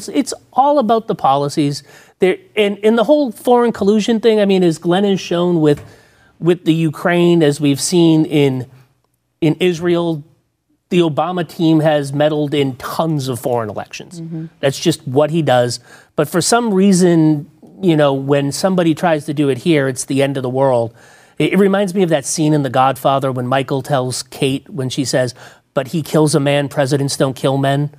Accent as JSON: {"language": "English", "country": "Canada", "said": "But again, as a Canadian, I'm appalled."}